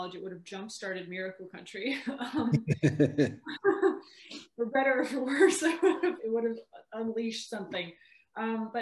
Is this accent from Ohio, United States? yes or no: no; Mammoth Lakes / Bishop area, California, United States; also born or lived in Los Angeles, California; I was from the Mammoth Bishop area